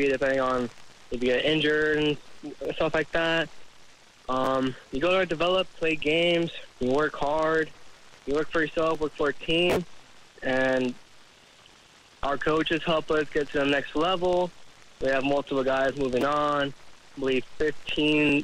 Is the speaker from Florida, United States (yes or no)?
yes; Orlando, Florida, United States; moved away as an adult; now in Jacksonville, United States; I'm from Orlando, Florida